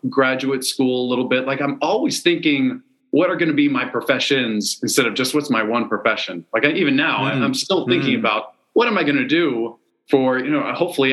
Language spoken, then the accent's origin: English; East Coast of the United States, United States; moved away as an adult; also born or lived in China; grew up on the East Coast of the United States